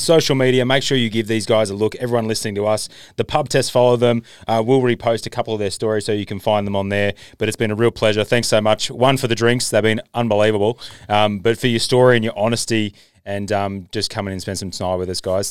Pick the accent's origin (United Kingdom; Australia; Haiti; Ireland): Australia; I'm Australian